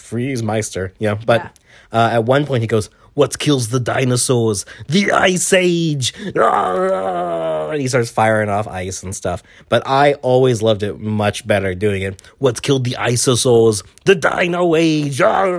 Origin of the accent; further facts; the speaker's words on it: Swords, Leinster, Ireland; Oh, I'm from Ireland. I'm actually from Swords, Dublin, personally. It's about 13 kilometers north of Dublin, technically, but I'm from Swords.